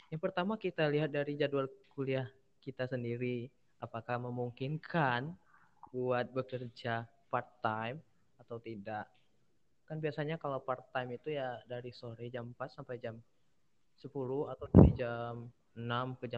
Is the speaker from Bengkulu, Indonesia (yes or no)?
yes; Bengkulu, Indonesia; now in Yogyakarta, Indonesia; Hmm, aku anak rantau dari Bengkulu, Mas.